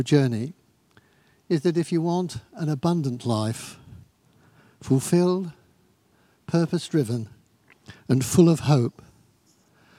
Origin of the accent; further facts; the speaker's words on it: Eastbourne, South East England, United Kingdom; I was born in Eastbourne Maternity Hospital in Upperton Road